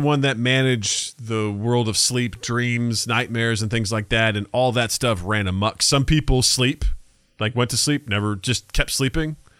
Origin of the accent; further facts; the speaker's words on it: United States; our perspective as Americans